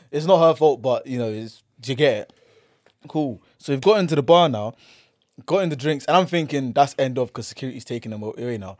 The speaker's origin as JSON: {"language": "English", "region": "London", "country": "United Kingdom", "said": "Man's from here, London."}